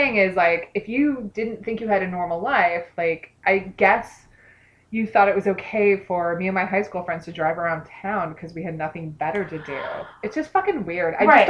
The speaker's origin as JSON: {"language": "English", "region": "East Central Illinois", "country": "United States", "tie": "born or raised there", "said": "I grew up in East Central Illinois."}